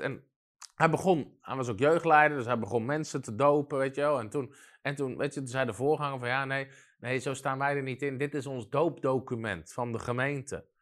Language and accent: Dutch; Netherlands; in ons land